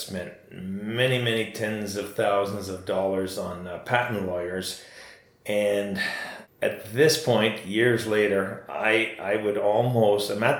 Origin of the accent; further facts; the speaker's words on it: Ontario, Canada; I'm from Ontario